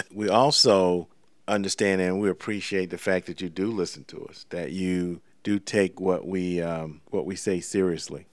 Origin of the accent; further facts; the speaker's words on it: Savannah, Georgia, United States; Savannah, Georgia, my hometown